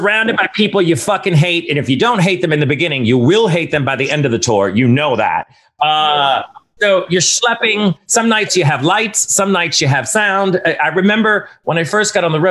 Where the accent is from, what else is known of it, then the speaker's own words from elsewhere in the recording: United States; as an American